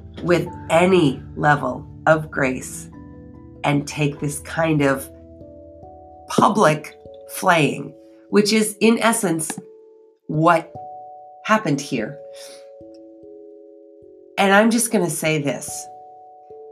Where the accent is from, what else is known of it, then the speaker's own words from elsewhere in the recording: United States; I used my R's because I'm American